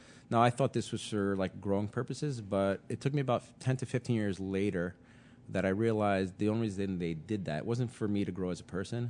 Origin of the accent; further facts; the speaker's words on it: New York City, New York, United States; also born or lived in Rhode Island; I grew up in College Point, Queens.